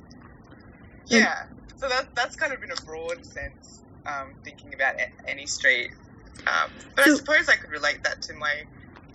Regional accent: Australia; I hadn't really considered myself as an Australian artist

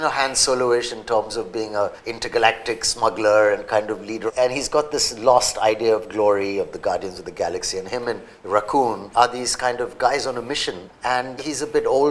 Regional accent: Mumbai, Maharashtra, India; growing up in Bombay back in the day

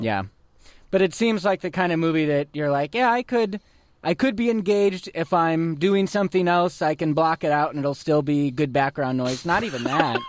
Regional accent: United States; We're American.

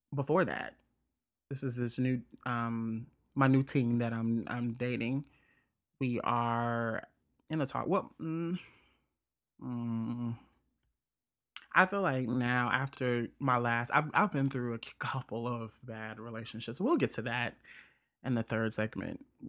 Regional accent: Jackson, Mississippi, United States; Jackson, Mississippi, my whole t-, my hometown

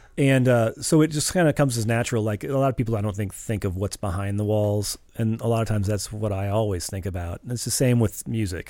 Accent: St. Louis, Missouri, United States; I grew up in West St. Louis

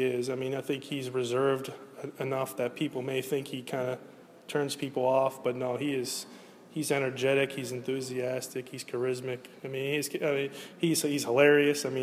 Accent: Pittsburgh, Pennsylvania, United States; We're both from Pittsburgh

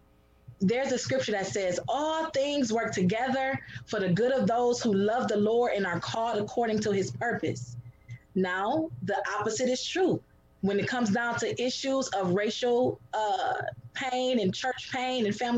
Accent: Detroit, Michigan, United States; I was born and raised in Detroit.

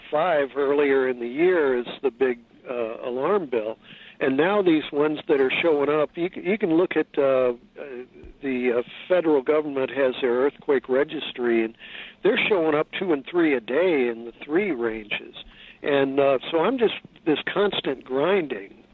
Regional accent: Missouri, United States; I was brought up

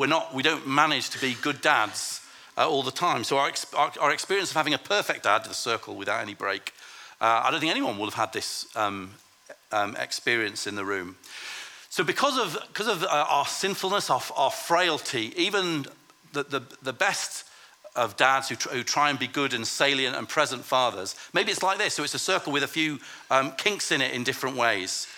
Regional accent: Lancaster, North West England, United Kingdom; I grew up in Lancaster in the north of England

